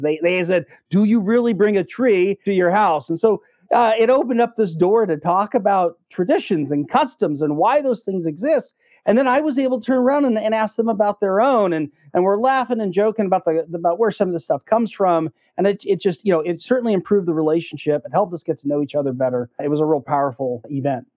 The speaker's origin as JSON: {"language": "English", "country": "United States", "said": "as an American"}